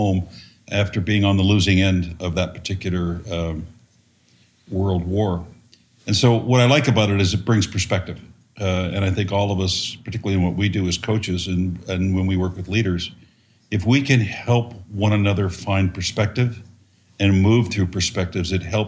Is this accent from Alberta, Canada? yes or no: yes; Calgary, Alberta, Canada; now in United States; I'm a Canadian, born and raised in Calgary, Alberta, Canada. Spent a lot of time here in the U.S., where I am now.